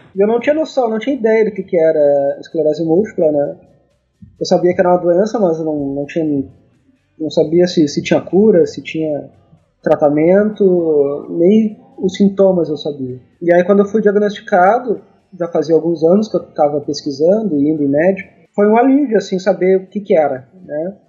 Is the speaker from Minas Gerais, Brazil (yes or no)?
no; Rosário do Sul, Rio Grande do Sul, Brazil; now in Porto Alegre, Brazil; eu sou do Rio Grande do Sul, moro em Porto Alegre, mas nasci no interior, em Rosário do Sul